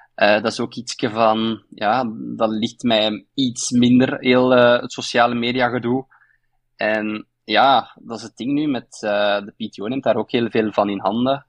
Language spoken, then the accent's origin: Dutch; Belgium